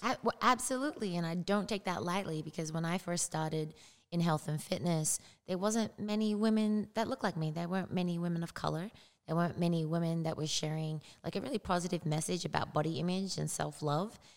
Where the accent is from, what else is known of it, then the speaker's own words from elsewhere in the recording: Australia; moved away as an adult; now in United States; grew up there. I didn't move to the United States until I was 23.